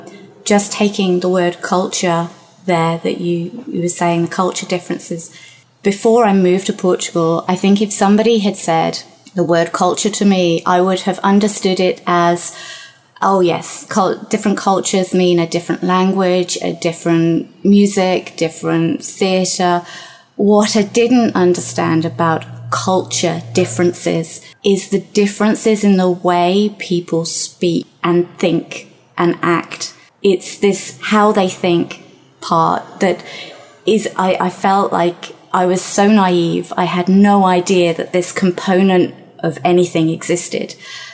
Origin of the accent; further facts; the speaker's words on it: United Kingdom; but being typically British, I was very red, incredibly embarrassed, and ran out of the shop